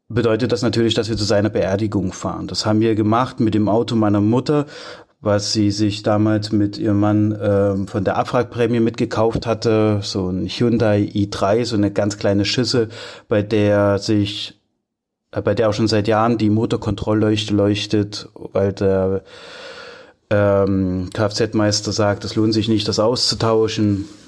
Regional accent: Altenburg, Thuringia, Germany; Ich komme ja aus Altenburg mit meiner Familie

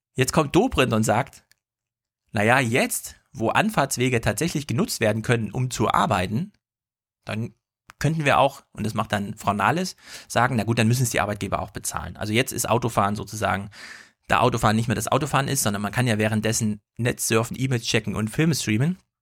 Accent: Jena, Thuringia, Germany; Jena, meine Heimatstadt

